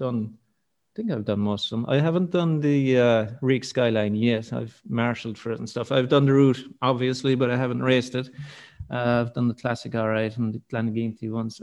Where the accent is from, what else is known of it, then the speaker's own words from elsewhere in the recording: Killarney, Munster, Ireland; born and raised in Killarney.